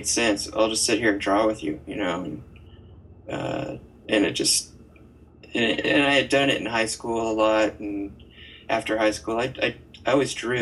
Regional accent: Arizona, United States; now in Seattle, United States; I grew up in Arizona, right near the border

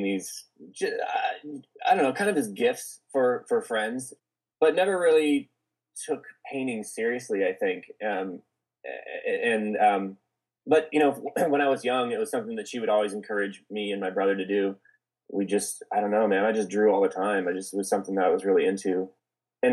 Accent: Olathe, Kansas, United States; accent: twang; now in Los Angeles, United States; I grew up in Kansas, in Olathe, Kansas

